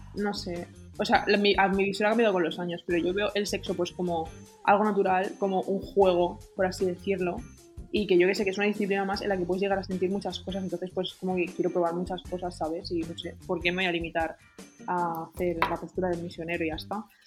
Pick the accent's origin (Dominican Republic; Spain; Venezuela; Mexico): Spain; soy muy española